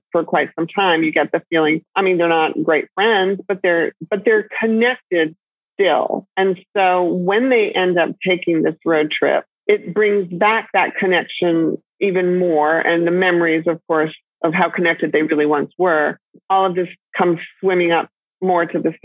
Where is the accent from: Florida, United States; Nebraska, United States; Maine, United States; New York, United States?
Maine, United States; I come from Maine